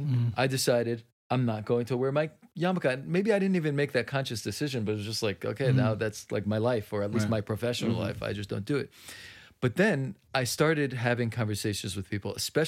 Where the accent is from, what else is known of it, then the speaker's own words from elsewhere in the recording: Jerusalem, Jerusalem District, Israel; I grew up in Mattersdorf in Jerusalem.